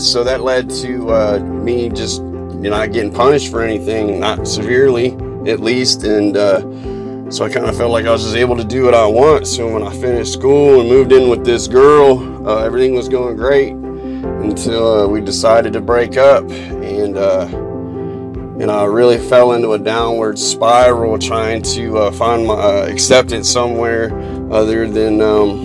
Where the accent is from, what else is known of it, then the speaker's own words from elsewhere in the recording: Columbus, Ohio, United States; I'm 37 years old, born and raised in Columbus, Ohio